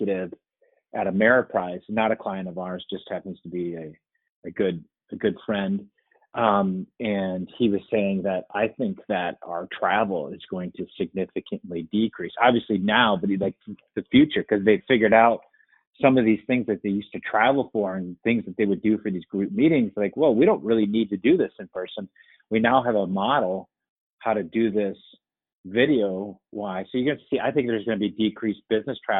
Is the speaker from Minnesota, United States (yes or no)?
yes; Winona, Minnesota, United States; Winona is my hometown